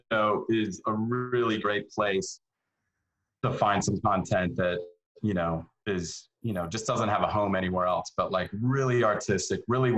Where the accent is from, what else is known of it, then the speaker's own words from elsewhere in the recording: Iowa, United States; also born or lived in Denver / Los Angeles; now in Atlanta, United States; Yeah, Iowa, Denver, LA for like 6 months, back to Denver for a couple of years, and then here to Atlanta in 2001.